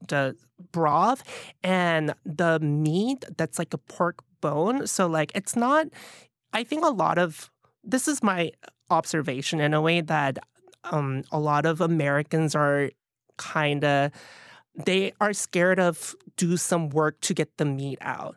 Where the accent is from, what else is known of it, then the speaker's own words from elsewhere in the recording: Pohang, North Gyeongsang, South Korea; also born or lived in Alabama; now in New York City, United States; growing up in Pohang